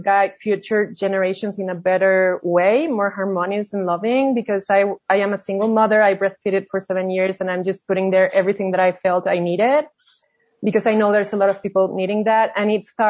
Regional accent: Mexico City, Mexico; moved away; from Mexico City. I've been traveling around the world for the last 20 years

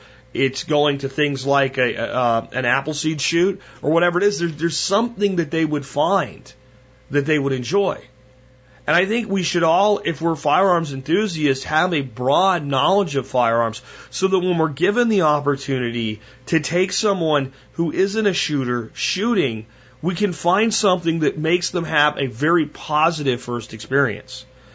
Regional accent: Pennsylvania, United States; Where I grew up in Pennsylvania, you didn't own a gun.

